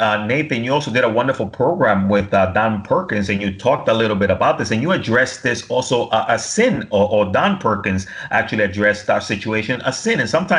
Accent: Dominican Republic; moved away; I'm from the Dominican Republic, Hispanic

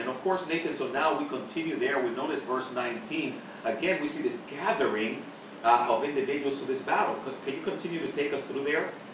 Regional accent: Dominican Republic; moved away; I'm originally from the Dominican Republic

